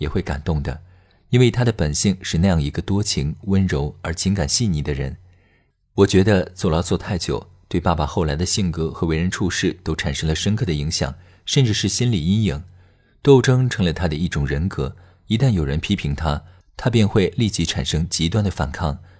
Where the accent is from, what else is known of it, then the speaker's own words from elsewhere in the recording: Taiwan; also born or lived in United States; 比如，我出生在美国，回台湾后，由于老爸不喜欢台湾，所以坚决不给我办台湾户口